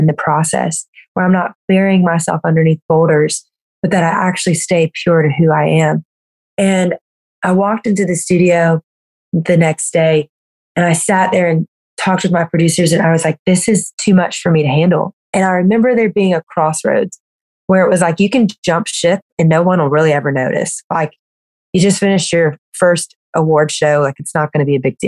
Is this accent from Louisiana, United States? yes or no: yes; Louisiana, United States; I grew up in Louisiana. I'm like a Southern girl through and through